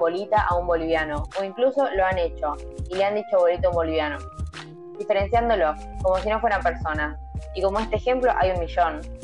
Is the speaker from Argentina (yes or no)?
yes; Argentina; los argentinos discriminamos a diferentes grupos de personas